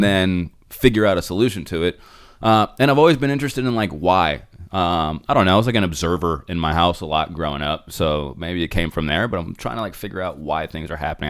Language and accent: English; Phoenix, Arizona, United States; first language English; I was born in Phoenix